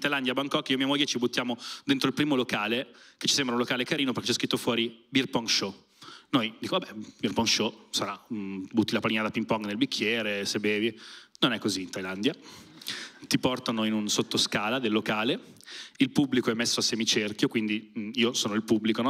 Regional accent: province of Milan, Lombardy, Italy; Io per non dirgli della provincia di Milano, gli dico, Milano

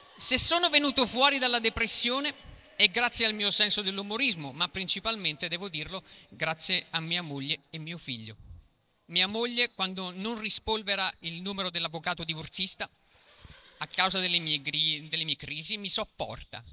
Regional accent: Acerra, Campania, Italy; vengo da Cerra, che si trova a pochi rifiuti tossici da Napoli

